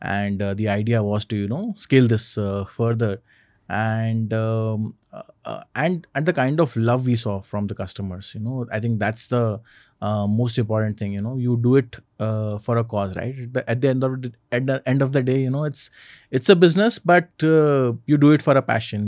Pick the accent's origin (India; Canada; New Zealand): India; Indore, Madhya Pradesh; now in Bangalore, India; my hometown in Indore